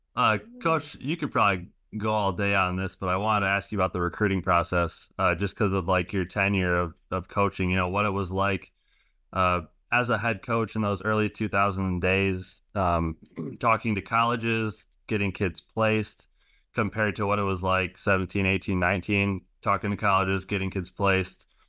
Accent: Grand Rapids, Michigan, United States; growing up in Grand Rapids

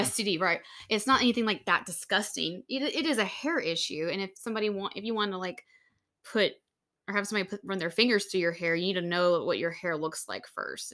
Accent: Louisiana, United States; moved away; back home where we grew up in Louisiana

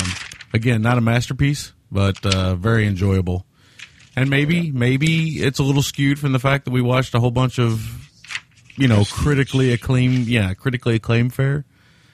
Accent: Kentucky, United States; I'm from Kentucky

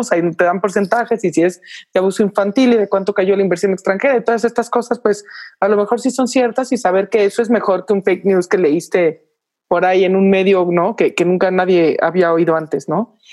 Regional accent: Mexico

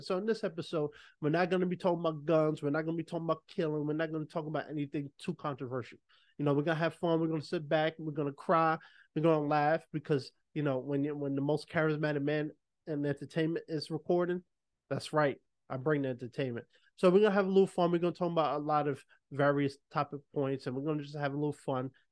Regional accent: New York City, New York, United States; also born or lived in Los Angeles; I'm a New Yorker, born and raised

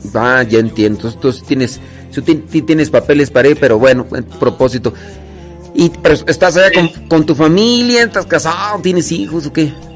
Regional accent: Acámbaro, Guanajuato, Mexico; now in United States; yo soy de ahí cerquita, bueno, nací en Acámbaro, Acámbaro, ahí está oh, cerquita de Celaya

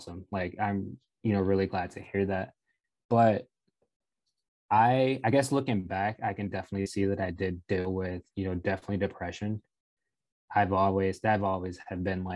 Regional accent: Rockford, Illinois, United States; I grew up in Rockville, Illinois

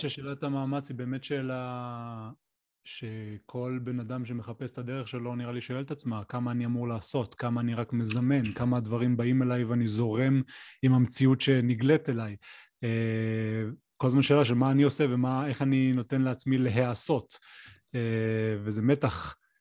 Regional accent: the Center, Central Israel, Israel; now in Mitzpe Ramon, Israel; אני גר במצפה רמון עם משפחתי, אמ, אני במקור מהמרכז, אבל אני הרבה שנים כבר אה, בדרום

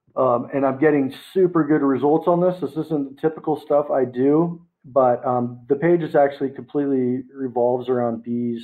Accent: United States; now in Philippines; I actually live in the Philippines right now. I'm American

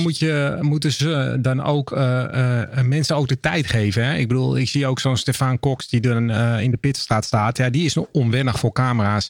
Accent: Netherlands

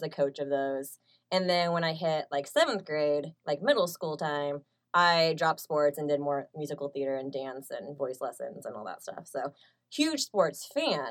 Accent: Overland Park, Kansas, United States; So I kind of been here my whole life. So I was like raised in like the Overland Park, Lenexa area.

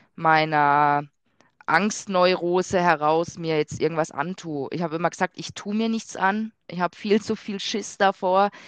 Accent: near Freiburg, Baden-Württemberg, Germany; moved away; ich komme ursprünglich aus Südbaden, ähm, da aus Freiburg aus der Nähe

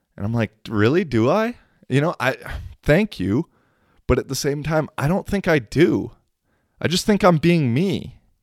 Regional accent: United States; accent: American; now in Kuopio, Finland; there's like three other American people in Kuopio

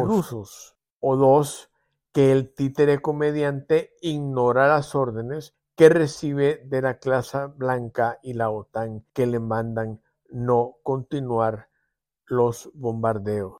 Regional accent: El Salvador; como salvadoreños

